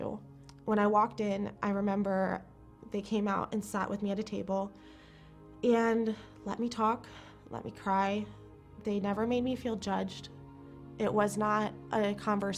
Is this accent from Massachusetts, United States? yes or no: no; Jacksonville, Florida, United States; moved away as an adult; now in Chicago, United States; I am from Jacksonville, Florida.